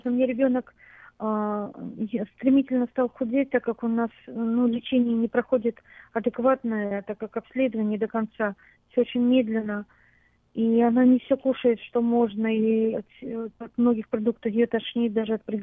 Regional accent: Moscow, Russia; now in Sacramento, United States; Мы год назад приехали с дочерью а, из России, из города Москвы.

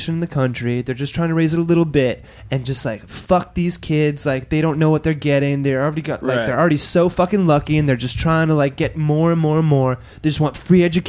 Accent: Alberta, Canada; moved away as an adult; also born or lived in Montreal; I'm from Alberta

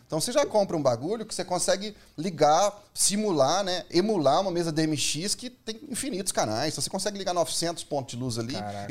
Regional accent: Minas Gerais, Brazil; moved away as an adult; now in São Paulo, Brazil; eu sou de Minas

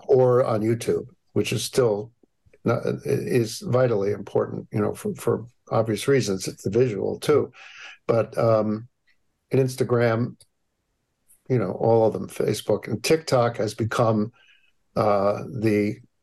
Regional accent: Hamden, Connecticut, United States; also born or lived in New Haven; I grew up in New Haven and uh, Hamden

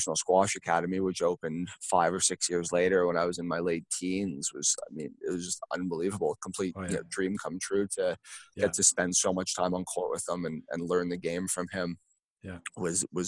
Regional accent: Sudbury, Ontario, Canada; growing up in Sudbury

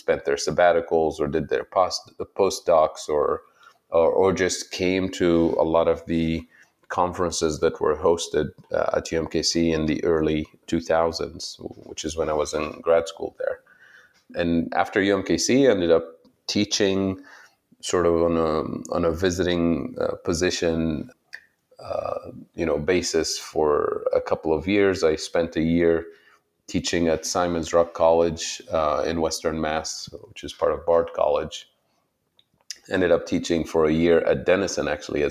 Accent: Tunisia; English is a second language; moved away as an adult; also born or lived in Saudi Arabia; now in Ohio, United States; I was born in Saudi Arabia and lived there for a while, went to school there even. My mother's side of the family is from Saudi Arabia and different parts of the region, the Middle East. My father's side of the family is from Tunisia and North Africa. So I went to school there for a few years. And then when I was nine, we had to move back to Tunisia for a number of reasons

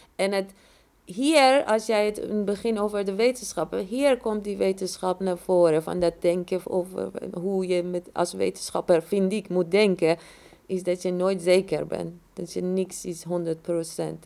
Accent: Iran; moved away as an adult; ik ben in Iran opgegroeid, heb de revolutie meegemaakt, heb een oorlog meegemaakt en dan ook nog gevlucht

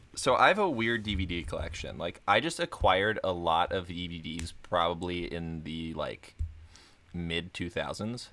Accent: Florida, United States; I learned how to swim when I was an infant because I'm from Florida

